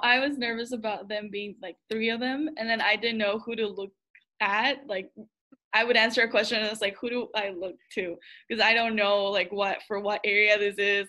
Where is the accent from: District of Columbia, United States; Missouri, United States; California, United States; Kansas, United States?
Kansas, United States; Emporia; ESU, which is kind of my hometown area